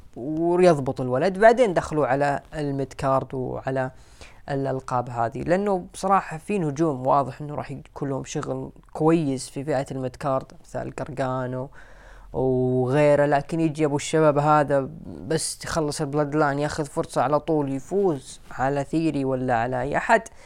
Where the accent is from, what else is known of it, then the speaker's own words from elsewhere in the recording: Saudi Arabia; عندنا في السعوديه